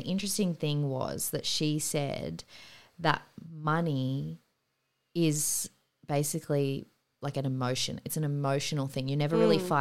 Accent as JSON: {"language": "English", "town": "Sydney", "region": "New South Wales", "country": "Australia", "also_born_or_lived": "San Francisco", "said": "we moved home back to Sydney from San Fran and bought our first apartment"}